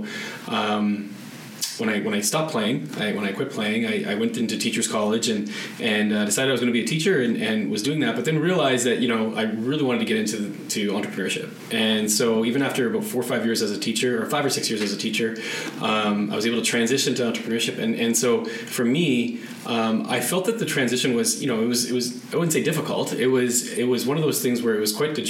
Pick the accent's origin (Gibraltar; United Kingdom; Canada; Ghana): Canada; being a Canadian kid and in the winters.